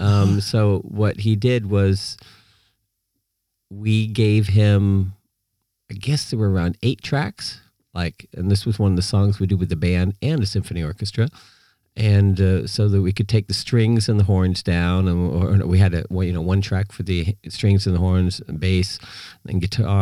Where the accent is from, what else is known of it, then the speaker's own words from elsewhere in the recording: California, United States; born there; also born or lived in Peru / Puerto Rico / Norway; Yeah, I was born in California. And as a kid growing up, my father was a scientist in astronomy, and we moved around. So we were in we're in Peru, we're in Puerto Rico, Norway